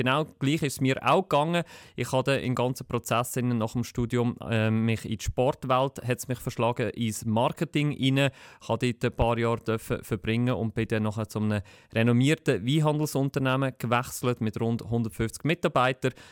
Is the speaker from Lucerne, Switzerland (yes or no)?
yes; Lucerne, Switzerland; Ich komme aus Luzern. Ich habe auch in Luzern studiert